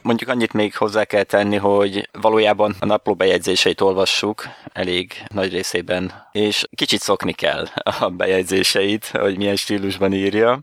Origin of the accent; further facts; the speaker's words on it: Hungary; itt magyarként